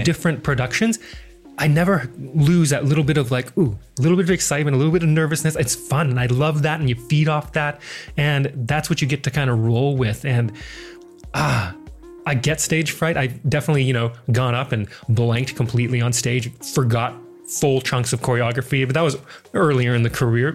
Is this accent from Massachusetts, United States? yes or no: no; Missoula, Montana, United States; moved away as an adult; now in Adelaide, Australia; I am originally from Missoula, Montana. Not a lot of people come from Montana. I think the whole state, it's like the fourth largest state, and I think we still have less than a million people in that entire state. It's crazy, but beautiful little town that I grew up in.